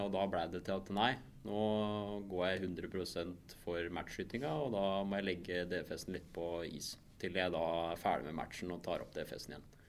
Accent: Mysen, Østfold, Norway; hjemme på Mysen

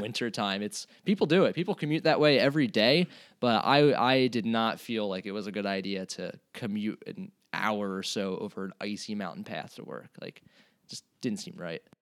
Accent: Hatboro, Pennsylvania, United States; moved away as an adult; also born or lived in Ketchikan, Alaska; growing up in Hatboro, Pennsylvania

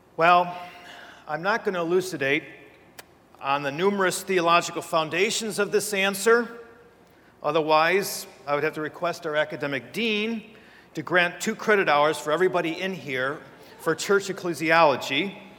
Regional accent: between Ann Arbor and Detroit, Michigan, United States; moved away as an adult; now in Steubenville, United States; I come from Michigan. Uh, between Ann Arbor and Detroit, actually, is where I grew up.

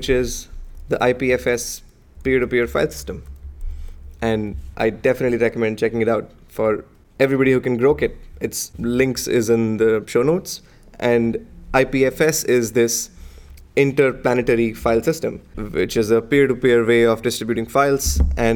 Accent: India; moved away; I grew up in India

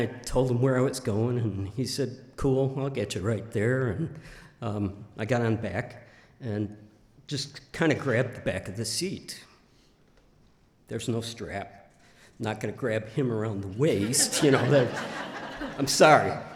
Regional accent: Northlake, Illinois, United States; moved away as an adult; now in Idaho, United States; I grew up in Chicago, suburbs, in a town called North Lake

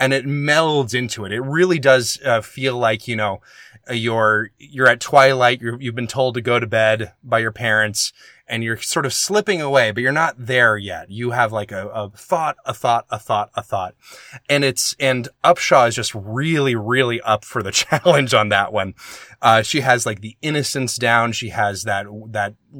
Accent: the South, United States; moved away; I'm from the South

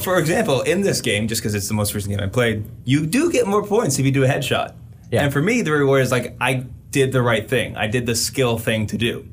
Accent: United States

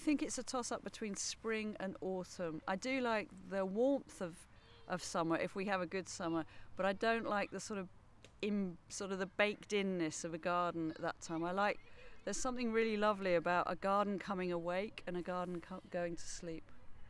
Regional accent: United Kingdom; moved away as an adult; also born or lived in Gothenburg, Sweden; now in Sweden; As you can hear, I'm British, but I work in a Swedish university, Göteborg Universitet

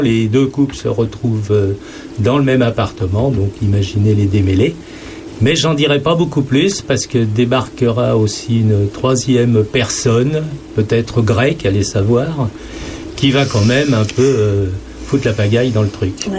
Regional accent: Saint-Germain-en-Laye, Île-de-France, France; moved away; moi, je suis originaire bah, de la région parisienne

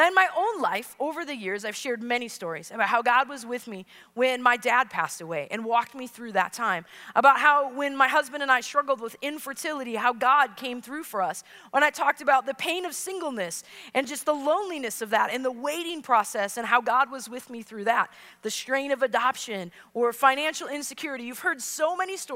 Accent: Wisconsin, United States; I'm from Wisconsin

